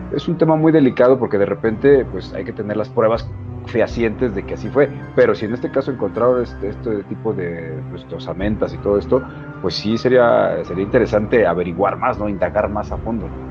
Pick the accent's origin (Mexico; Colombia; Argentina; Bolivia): Mexico; somos bien mexicanos y somos bien unidos